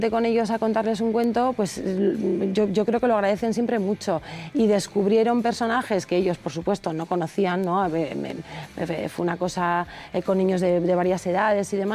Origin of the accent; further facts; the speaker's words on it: Madrid, Community of Madrid, Spain; somos madrileños, sí.